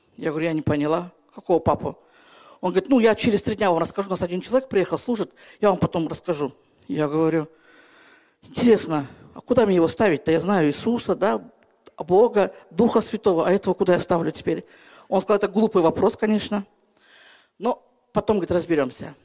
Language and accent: Russian; Kyrgyzstan; Я сама из Киргизии